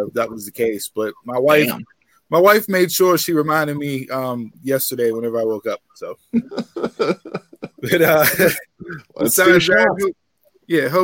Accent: Pittsburgh, Pennsylvania, United States; accent: Pittsburgh; as you can tell, we are from Pittsburgh. If you haven't heard the accent before or the localese

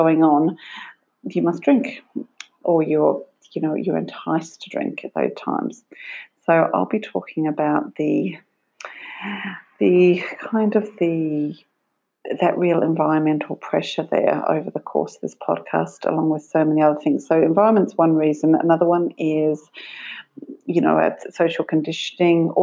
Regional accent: Australia; now in Ireland; I live in Ireland, I'm from Australia

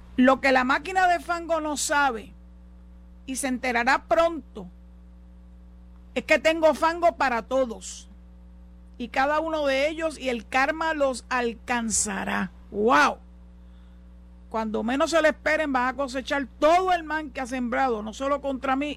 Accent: San Juan, Puerto Rico; moved away as an adult; now in Boquerón, Cabo Rojo, Puerto Rico; yo soy nacida y criada en Santurce

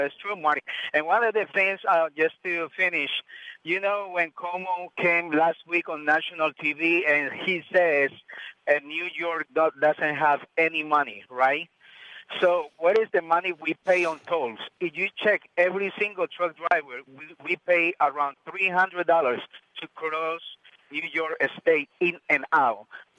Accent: Colombia; now in United States; Originally, I'm from Colombia, but I've been here in the States 30 years.

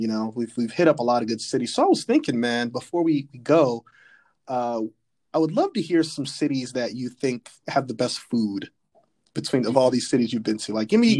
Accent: Southern California, United States; now in Philadelphia, United States; growing up in Southern California, I've only been to San Diego once

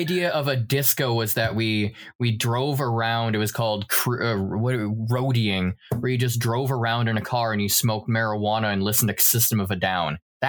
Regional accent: United States; moved away; also born or lived in Thailand; as an American

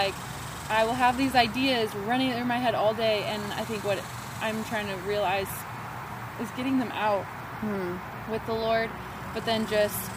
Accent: United States; as an American

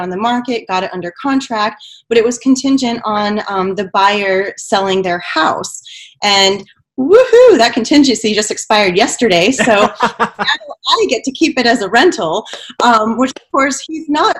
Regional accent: New Mexico, United States; now in Houston, United States; I come from New Mexico, and the population of New Mexico is around 2 million, which is about the population of Houston.

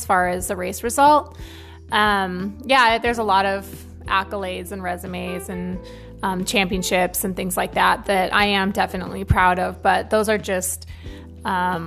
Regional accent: Northwest Montana, United States; also born or lived in Northern California; I was born in Northern California. My parents lived a very simple life. I have four brothers. They moved to Northwest Montana when I was nine. So I do consider myself a Montanan. That's where I remember growing up.

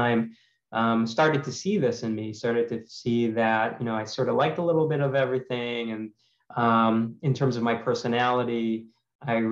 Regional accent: Cleveland, Ohio, United States; moved away as an adult; also born or lived in St. Louis, Missouri; I'm from Cleveland, Ohio, originally, an only child

